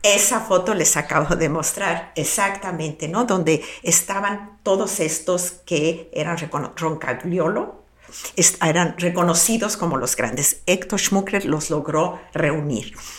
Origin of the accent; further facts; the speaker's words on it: Guadalajara, Jalisco, Mexico; soy local, soy comunicóloga y soy profesora de la Universidad de Guadalajara